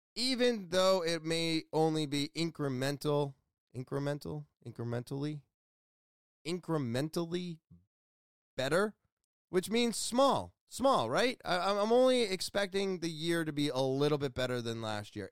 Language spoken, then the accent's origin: English; Beverly, Massachusetts, United States; I was born in Beverly, Massachusetts.